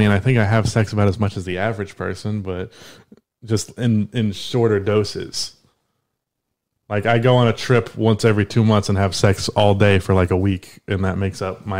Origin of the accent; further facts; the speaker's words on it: South Carolina, United States; I grew up in South Carolina